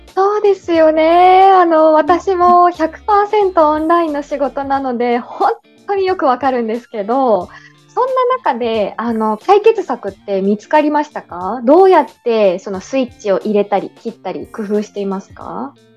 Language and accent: Japanese; Yamagata, Japan; moved away as an adult; now in Kuala Lumpur, Malaysia; 私はあの地元出身が山形なので寒さには強